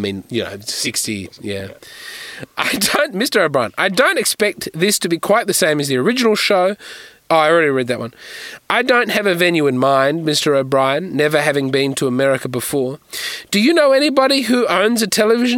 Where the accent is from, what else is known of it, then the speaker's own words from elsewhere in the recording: Australia; I'm a comedian from Australia